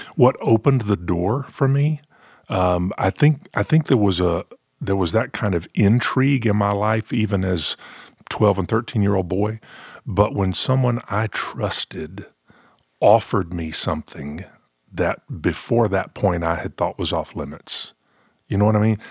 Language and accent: English; the South, United States; growing up in the South, you know, we had our, we had our gospel quartets